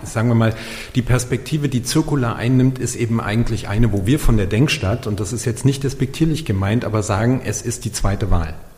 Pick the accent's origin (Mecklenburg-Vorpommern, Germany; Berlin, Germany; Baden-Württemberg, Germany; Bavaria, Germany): Berlin, Germany; hier in meiner Heimatstadt Berlin